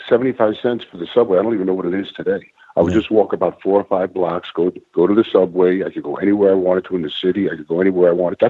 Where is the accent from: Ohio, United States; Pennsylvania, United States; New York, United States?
New York, United States; New York City; When I grew up in Brooklyn, it was basically Italian American neighborhood where every family and every home was Italian. And I went to New Utrecht High School